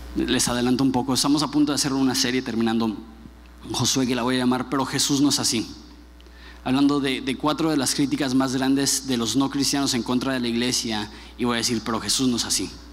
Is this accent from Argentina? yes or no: no; Mexico; como buen mexicano